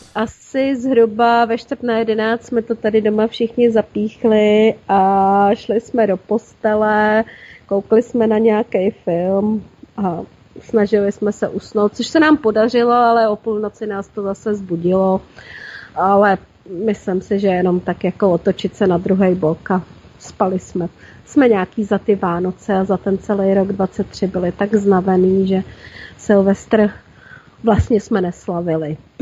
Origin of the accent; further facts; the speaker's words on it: Plzeň, Plzeň Region, Czechia; now in Prague, Czech Republic; U nás Plzni, u nás v Plzni bejval ohňostroj